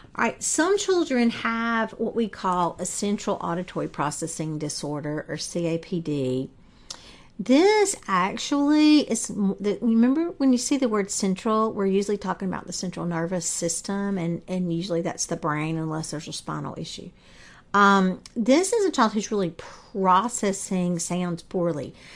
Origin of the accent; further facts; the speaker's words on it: the South, United States; accent: Southern; I'm from the South, as you can probably tell from my voice